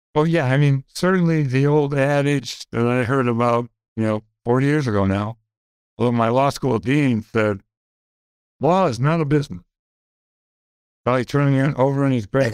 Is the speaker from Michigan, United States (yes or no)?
yes; Grand Rapids, Michigan, United States; I grew up in Grand Rapids